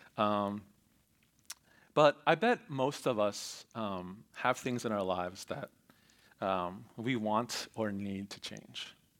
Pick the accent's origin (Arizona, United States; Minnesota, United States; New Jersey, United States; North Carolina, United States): New Jersey, United States; Voorhees; I grew up in Cherry Hill, um, actually in Voorhees